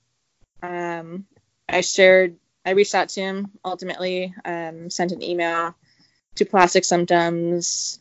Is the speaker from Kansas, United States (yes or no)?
no; Maine, United States; moved away as an adult; also born or lived in St. Petersburg, Florida / Seattle; I am originally from Maine, and so I grew up kind of like in the outdoors